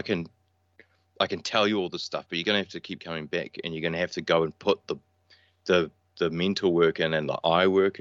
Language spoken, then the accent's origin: English; Auckland, New Zealand; also born or lived in Gold Coast, Queensland, Australia; Auckland. So Auckland, New Zealand. Born in Auckland and then grew up on the north side.